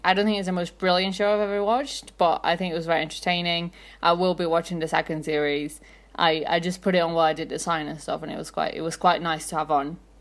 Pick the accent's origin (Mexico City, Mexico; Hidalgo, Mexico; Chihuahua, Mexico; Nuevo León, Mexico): Mexico City, Mexico; I'm from Mexico City